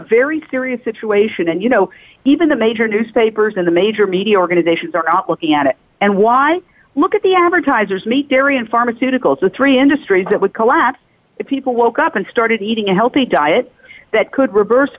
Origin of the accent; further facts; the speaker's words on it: New York City, New York, United States; I grew up in Midtown Manhattan